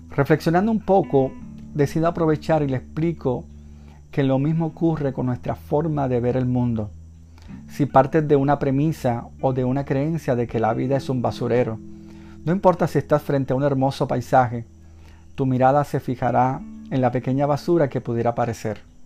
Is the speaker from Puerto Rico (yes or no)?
yes; Puerto Rico; mi país, Puerto Rico